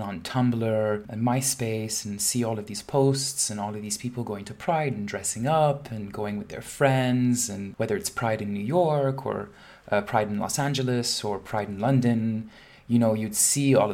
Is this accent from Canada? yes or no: no; Dubai, United Arab Emirates; moved away; growing up in Dubai and growing up in a Muslim family